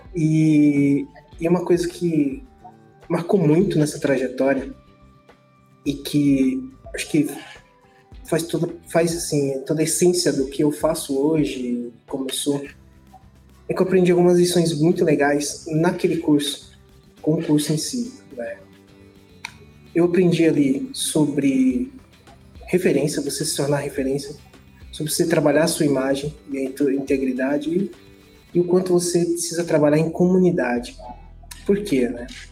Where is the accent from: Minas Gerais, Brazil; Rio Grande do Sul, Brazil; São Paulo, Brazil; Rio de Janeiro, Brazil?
São Paulo, Brazil; Guarujá; moved away as an adult; also born or lived in Santos; now in Mogi das Cruzes, Brazil; eu sou do Guarujá. Eu nasci no Guarujá, dentro do Guarujá e Santos.